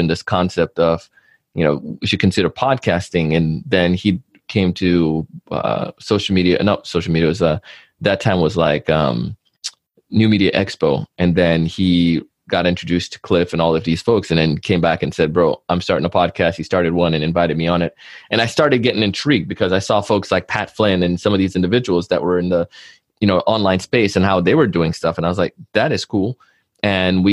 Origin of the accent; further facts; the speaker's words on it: Jamaica; as a kid growing up in Jamaica, our family had family shops